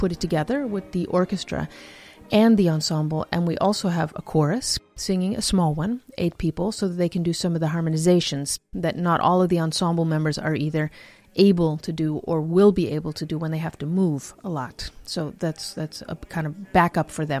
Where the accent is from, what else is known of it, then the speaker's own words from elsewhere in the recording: United States; moved away as an adult; now in Netherlands; I'm originally from the United States.